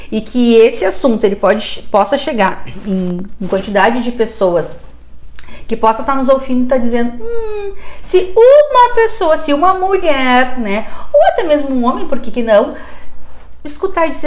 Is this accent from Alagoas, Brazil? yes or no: no; Porto Alegre, Rio Grande do Sul, Brazil; eu, porque eu não sou daqui, né? Eu, eu sou de Porto Alegre, enfim, e morei em várias cidades diferentes.